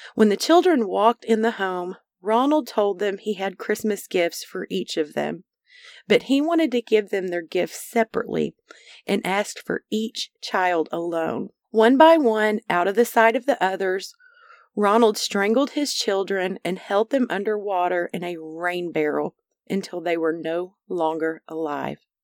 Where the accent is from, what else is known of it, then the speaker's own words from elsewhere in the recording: Arkansas, United States; Arkansas, the natural state, the namesake of this podcast where I was born and raised